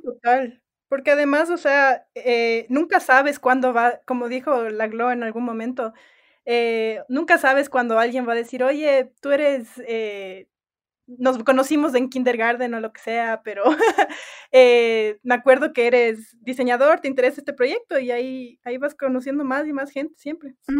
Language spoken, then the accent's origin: Spanish; Ecuador; also born or lived in United States; yo soy, además de ecuatoriana, que no creo que mencioné, también soy gringa, eh, nací en Estados Unidos